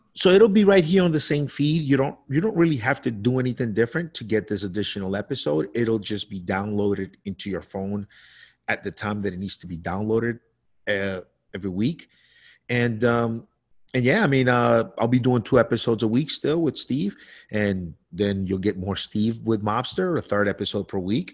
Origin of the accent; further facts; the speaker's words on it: Colombia; moved away; when I was a child growing up in Colombia